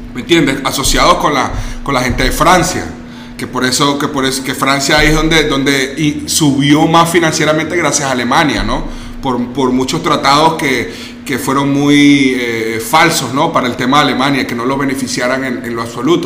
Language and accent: Spanish; Venezuela; also born or lived in Germany; now in Mexico; Yo, yo vengo de Venezuela y, y, yo crecí con un nivel de pobreza.